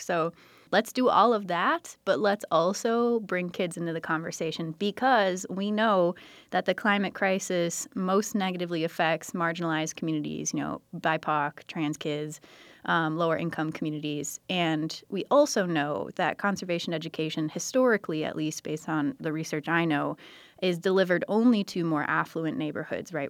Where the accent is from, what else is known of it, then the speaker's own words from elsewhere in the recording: United States; now in Milwaukee, United States; I grew up on the San Croix River